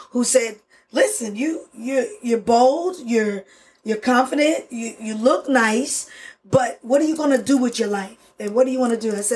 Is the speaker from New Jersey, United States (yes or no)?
no; Florida, United States; they came and got me from Florida. We were, I was born in Florida. Uh, my brother and I, we lived in Florida, but my grandmother was native.